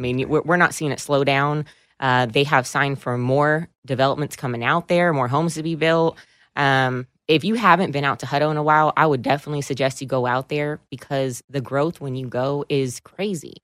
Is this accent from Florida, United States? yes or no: no; Williamson County, Texas, United States; I've been born and raised in Williamson County